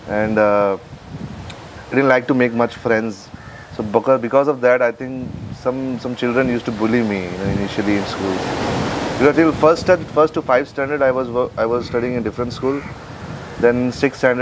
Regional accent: New Delhi, Delhi, India; I born and brought up in New Delhi, and I'm from a Punjabi family

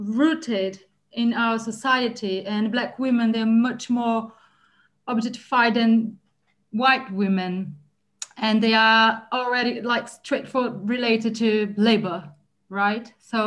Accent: Brazil; Yeah, I came from Brazil, and Brazil is a country majority Black, and I have lots of Black friends

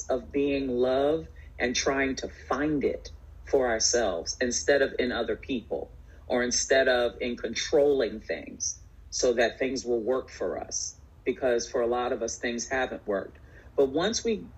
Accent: New York City, New York, United States; also born or lived in Bronx, New York; I'm a New Yorker. I was born in the Bronx. We moved to Queens when I was 7.

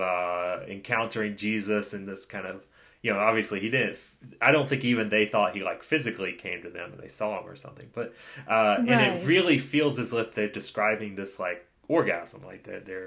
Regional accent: United States; Being an American, we often don't have health insurance

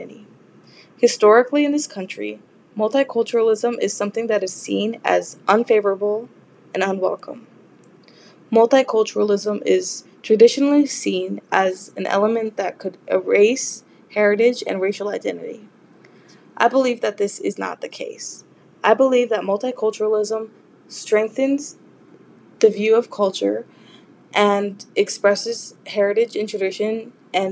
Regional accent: Los Angeles, California, United States; I was born and raised in Los Angeles, California

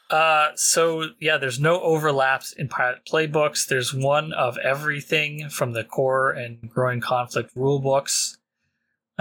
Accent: Canada; being Canadian.

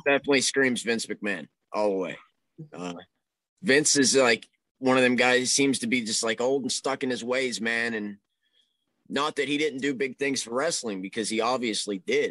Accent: Pittsburgh, Pennsylvania, United States; I'm from the Pittsburgh area

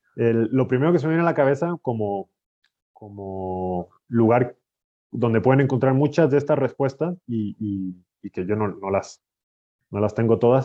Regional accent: Chile; moved away as an adult; also born or lived in Brazil / Italy / Spain; now in Mexico; soy de Chile.

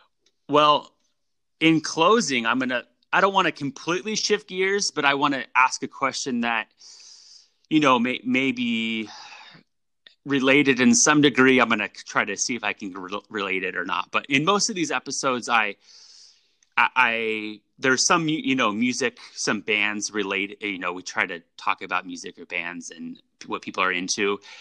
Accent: California, United States; growing up in the Bay Area, there was just, you know, talking about music and like, you know, the 60s and the 70s.

